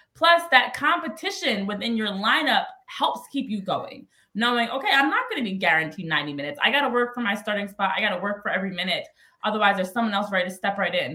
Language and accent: English; New Jersey, United States; now in Philadelphia, United States; born and raised a Jersey girl, but still live in Philly uh, these days